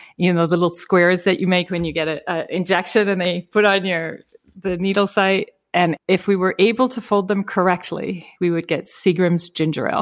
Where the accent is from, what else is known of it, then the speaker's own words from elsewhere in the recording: Prince Edward Island, Canada; I grew up in Prince Edward Island, Canada, uh, which is a pretty small rural area.